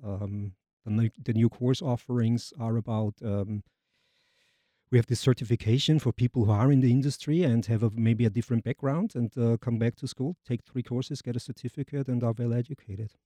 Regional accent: Vienna, Austria; moved away as an adult; also born or lived in Germany / Denmark; now in Jacksonville, United States; I'm from Austria, native Austrian, from Vienna

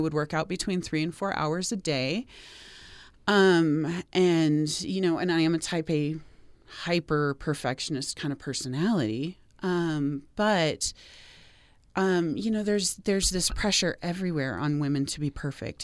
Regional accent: Seattle, Washington, United States; also born or lived in Portland, Oregon / Boston, Massachusetts / Denver, Colorado / Pittsburgh, Pennsylvania; now in Utah, United States; I grew up in the Seattle area

